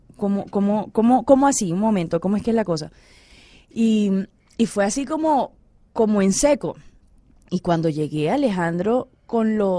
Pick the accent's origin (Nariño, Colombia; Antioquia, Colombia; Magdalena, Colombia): Magdalena, Colombia; Santa Marta; now in Cali, Colombia; en Santa Marta, en, en mi tierra natal